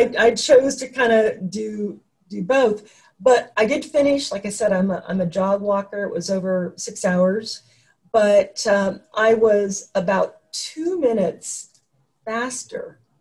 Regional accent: Oregon, United States; I'm from Oregon

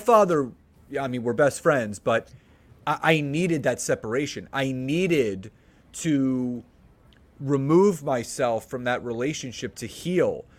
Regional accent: Philadelphia, Pennsylvania, United States; moved away as an adult; now in Marlton, United States; born and raised in Philadelphia, lived there my entire life

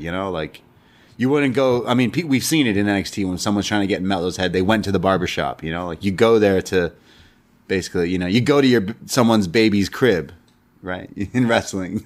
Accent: Canada; We're Canadian.

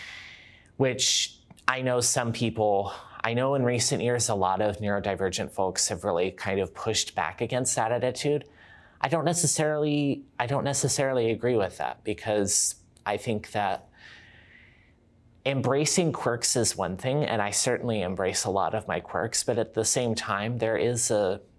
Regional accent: Virginia, United States; moved away as an adult; also born or lived in Georgia, United States; now in British Columbia, Canada; I was born and raised in Virginia, but I did live in Georgia for about 5 years before I came up here

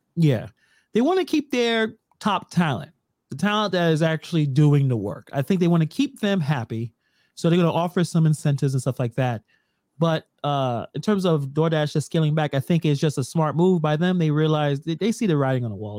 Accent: New York City, New York, United States; I don't call myself a Brooklynite or you know, we're from Brooklyn

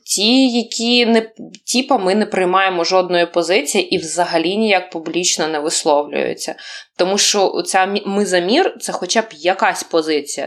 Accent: Ukraine; I'm from Ukraine

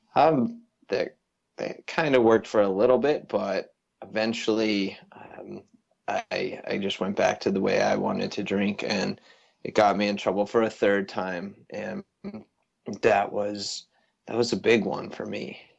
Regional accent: Avon, Colorado, United States; also born or lived in Boulder, Colorado; born and raised in a town just outside Vail, Colorado, and so grew up in the mountains

